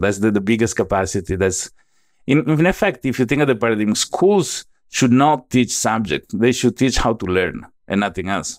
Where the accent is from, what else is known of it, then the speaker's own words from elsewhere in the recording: Venice, Veneto, Italy; accent: Italian; English is a second language; moved away as an adult; also born or lived in United States; now in Southeast Asia; I was born and raised in Italy, then at age eighteen, I started going to the United States